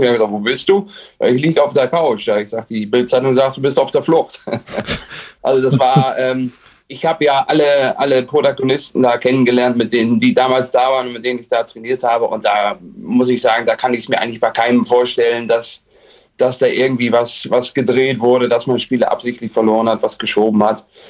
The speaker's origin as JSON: {"language": "German", "town": "Oldenburg", "region": "Lower Saxony", "country": "Germany", "said": "ich komme aus Oldenburg"}